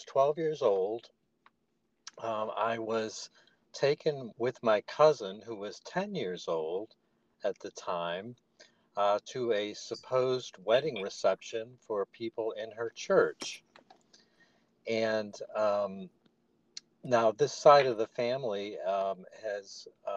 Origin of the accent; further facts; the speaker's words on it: on Lake Erie, northern Ohio, United States; I'm from northern Ohio, up on Lake Erie, a small town